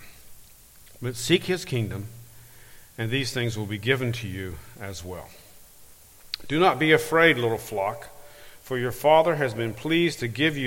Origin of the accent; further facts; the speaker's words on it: Harriman, Tennessee, United States; moved away as an adult; now in Granada, Spain; I'm originally from Harriman, Tennessee, just up the road.